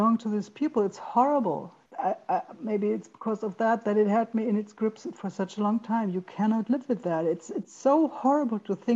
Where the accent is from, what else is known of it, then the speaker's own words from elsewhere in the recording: western Germany, Germany; English is a second language; in Western Germany, where I grew up in the Federal Republic